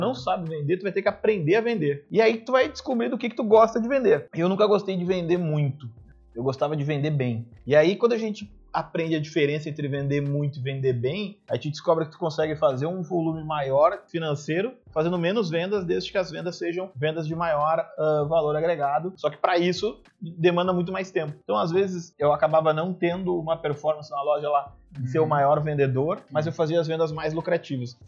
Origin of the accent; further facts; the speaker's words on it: Sapucaia do Sul, Rio Grande do Sul, Brazil; also born or lived in Canoas; Eu, eu também sou de Canoas, que é a, V4. Na verdade, é uma cidade aqui do lado, que é a cidade de Sapucaia. Eu estudava aqui em Canoas